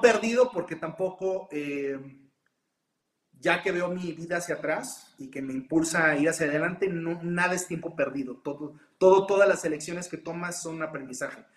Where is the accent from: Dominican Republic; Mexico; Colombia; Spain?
Mexico; como mexicano